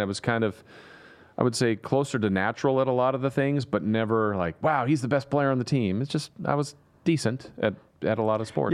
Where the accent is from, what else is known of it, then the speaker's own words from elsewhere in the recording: Southern California, United States; now in Sacramento, United States; growing up in Southern California